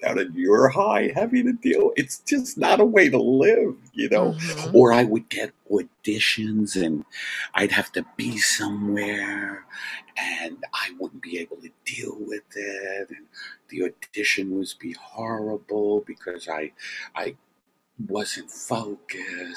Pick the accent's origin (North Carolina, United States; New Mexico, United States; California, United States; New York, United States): New York, United States; I was raised in Brooklyn.